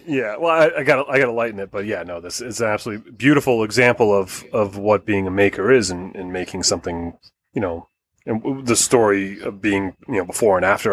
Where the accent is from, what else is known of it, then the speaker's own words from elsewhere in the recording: Connecticut, United States; my hometown of Connecticut